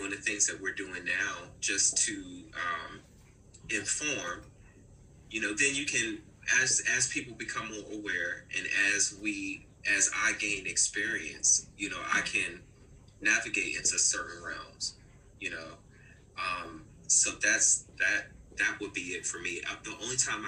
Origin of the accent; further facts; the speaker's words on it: Newport News, Virginia, United States; My hometown, okay, Newport News, Virginia. So anybody out there from the 7-5, baby, I'm one of them.